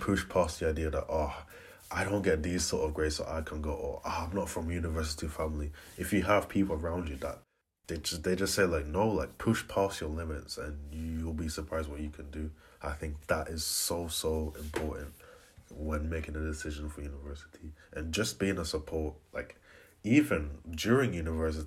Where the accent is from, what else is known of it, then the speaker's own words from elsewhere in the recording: Aberdeen, Scotland, United Kingdom; I am 23 years old and I'm from Aberdeen